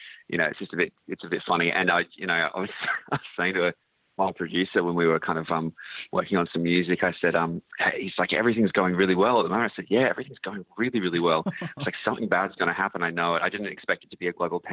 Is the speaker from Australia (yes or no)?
yes; Australia; growing up in Australia